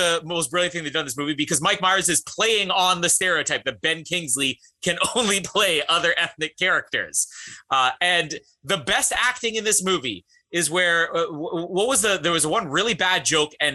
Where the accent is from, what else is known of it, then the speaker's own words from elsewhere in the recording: Canada; As a Canadian